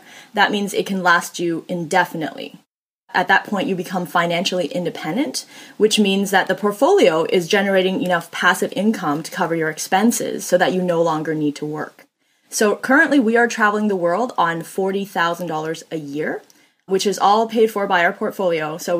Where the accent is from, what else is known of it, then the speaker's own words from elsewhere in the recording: Canada; also born or lived in China; I grew up poor and I wasn't actually born in Canada. I was born in China.